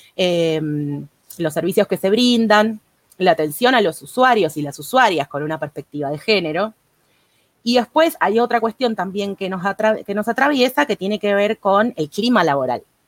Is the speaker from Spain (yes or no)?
no; Argentina; como somos acá los argentinos